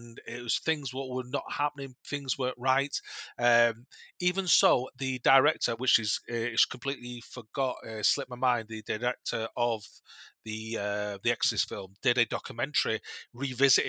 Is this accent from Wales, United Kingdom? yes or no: no; Manchester, North West England, United Kingdom; we're all from Manchester